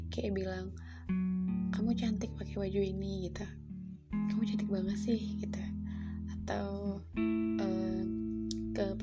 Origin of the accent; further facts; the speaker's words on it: Java, Indonesia; accent: Javanese (medok); for your information kalau aku orang Jawa jadi kan biasanya kalau